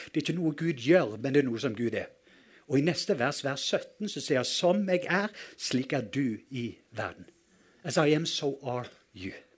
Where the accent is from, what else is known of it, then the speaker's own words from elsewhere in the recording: Western Norway, Norway; det har utfordra meg litt å være nordmann fordi jeg kommer fra Vestlandet